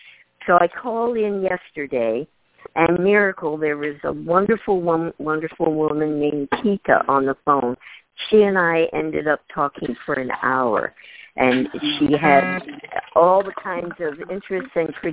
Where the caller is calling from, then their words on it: Portland, Oregon, United States; I'm calling from Portland, Oregon.